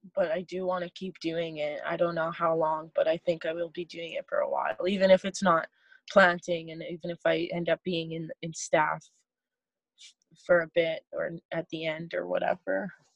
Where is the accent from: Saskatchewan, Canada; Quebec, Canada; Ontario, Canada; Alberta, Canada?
Saskatchewan, Canada; moved away as an adult; now in British Columbia, Canada; I'm from Saskatchewan.